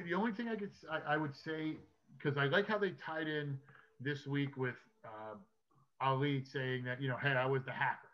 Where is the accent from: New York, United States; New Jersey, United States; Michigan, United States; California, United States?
New Jersey, United States; now in Wilmington, United States; New Jersey, my home state